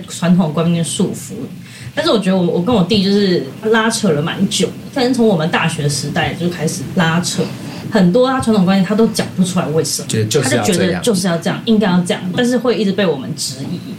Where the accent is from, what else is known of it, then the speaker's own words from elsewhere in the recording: Taipei, Taiwan; 我们都是台北人，就是我妈是三重人，就过一个桥就到了